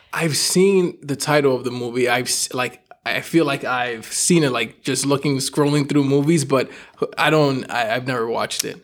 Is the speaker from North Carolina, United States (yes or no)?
no; New York, United States; I'm from New York